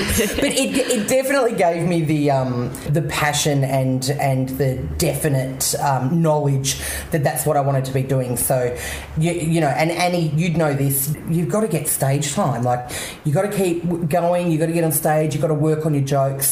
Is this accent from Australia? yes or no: yes; Canberra, Australian Capital Territory, Australia; moved away as an adult; I grew up in Canberra. I lived there for 22 years.